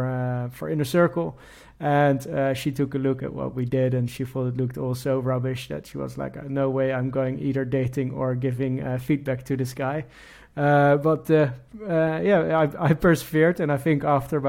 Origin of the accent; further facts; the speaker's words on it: Netherlands; moved away as an adult; now in London, United Kingdom; I'm from the Netherlands, born and raised in the Netherlands, and currently living in London with my wife